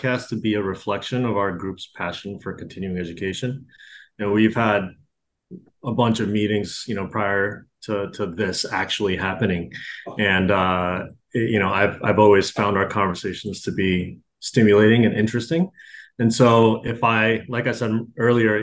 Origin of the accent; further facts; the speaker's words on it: United States; also born or lived in Japan; I was born in Japan, but I did grow up in America.